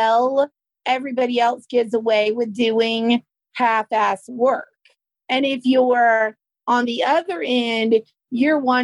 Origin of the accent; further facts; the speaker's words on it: the South, Southern United States, United States; accent: Southern; my Southern accent